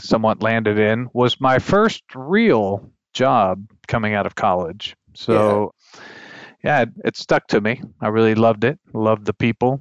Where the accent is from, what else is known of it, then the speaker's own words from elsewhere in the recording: Chile; moved away; also born or lived in Texas; growing up in Chile